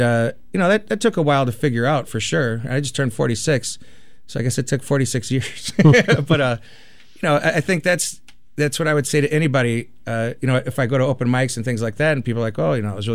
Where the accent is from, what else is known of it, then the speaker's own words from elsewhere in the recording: Chicago, Illinois, United States; growing up in Chicago